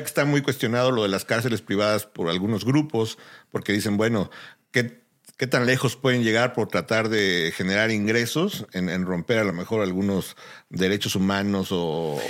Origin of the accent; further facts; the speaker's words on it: Mexico; now in United States; Uno como mexicano